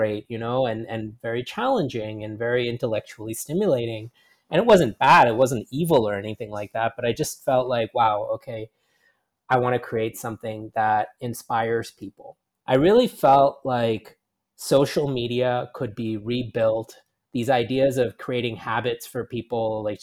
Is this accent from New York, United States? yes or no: yes; New York City, New York, United States; moved away as an adult; also born or lived in Rajasthan, India / California; now in Singapore; I spent most of my life growing up in New York City